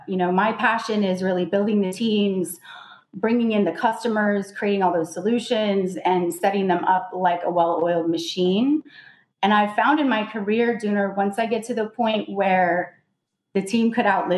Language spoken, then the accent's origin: English; Reno, Nevada, United States; I started out in logistics about 16 years ago in my hometown, which is Reno, Nevada.